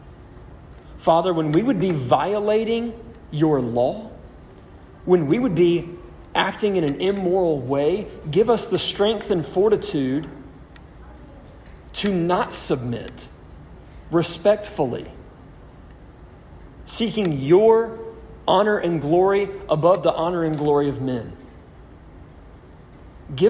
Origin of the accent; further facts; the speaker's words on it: United States; as an American, I am a Christian